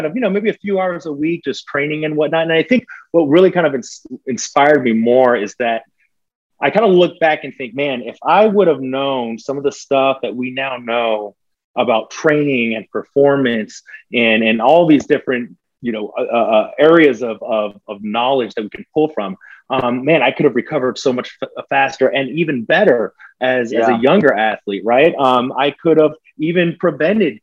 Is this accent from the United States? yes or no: yes; Abilene, Texas, United States; moved away as an adult; also born or lived in Colorado / South Dakota / North Dakota / California; now in Atlanta, United States; Small town, Abilene, Texas. It's 3 hours, which is for Texas, relatively close from Dallas, about 4 hours from Austin. So small town, West Texas, not the biggest town, but I mean, it's home.